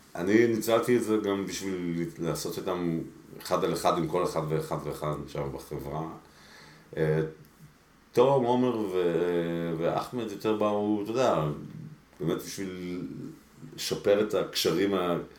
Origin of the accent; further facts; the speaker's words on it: Israel; also born or lived in Mexico City, Mexico; עלינו לארץ כשהייתי ממש קטן, הייתי בן חמש, אה, לקיבוץ אנדור